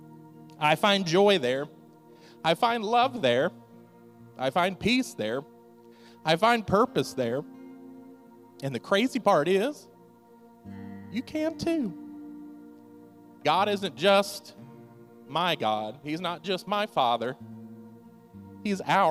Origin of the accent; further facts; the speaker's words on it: Mississippi, United States; now in Delaware, United States; I'm not from Delaware originally. I'm from Mississippi. And my mom still lives in Mississippi